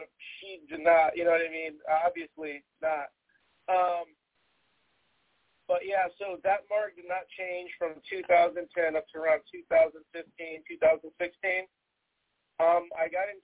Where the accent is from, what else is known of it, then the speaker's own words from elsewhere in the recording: Texas, United States; I'm originally from Texas